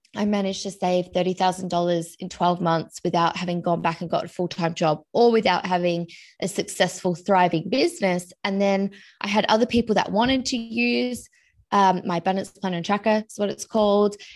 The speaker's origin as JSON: {"language": "English", "country": "Australia", "said": "I'm originally from Australia"}